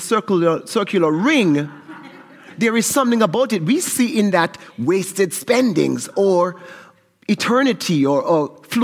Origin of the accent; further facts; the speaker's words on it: St. Kitts & Nevis; moved away; I'm from St. Kitts in the Caribbean, and calypso is a huge part of Caribbean culture.